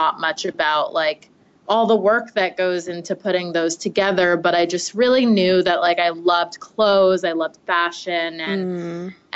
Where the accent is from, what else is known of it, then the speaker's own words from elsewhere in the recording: Westchester, New York, United States; moved away as an adult; now in Manhattan, United States; I'm originally from Westchester, New York, which is the suburbs about an hour outside of the city